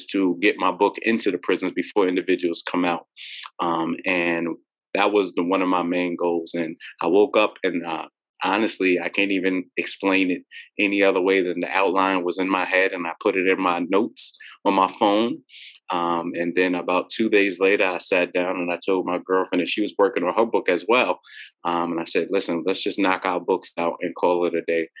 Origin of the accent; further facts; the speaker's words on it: New York City, New York, United States; I'm from Queens, New York, originally from Queens, New York. I lived all over Queens